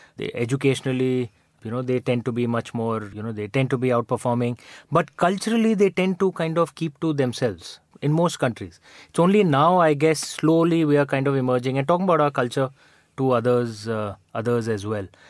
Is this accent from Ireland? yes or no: no; India; moved away as an adult; now in London, United Kingdom; I'm not a, you know, foreign Indian. I'm an Indian Indian